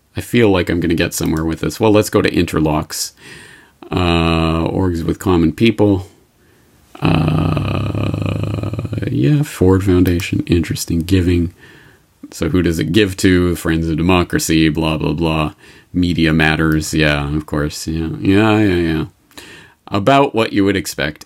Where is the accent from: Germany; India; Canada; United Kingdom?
Canada; I'm Canadian